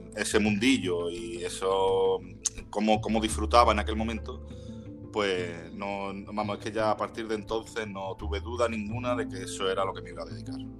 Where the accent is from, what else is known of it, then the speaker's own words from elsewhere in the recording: Málaga, Andalusia, Spain; todos los que somos de Málaga